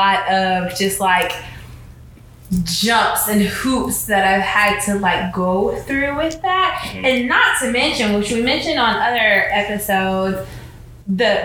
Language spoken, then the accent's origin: English; Beaumont, Texas, United States; moved away; also born or lived in Houston, Texas; I moved home to Beaumont from Houston